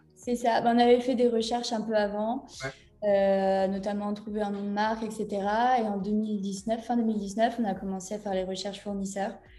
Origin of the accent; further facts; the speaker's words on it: Brittany, France; je suis également bretonne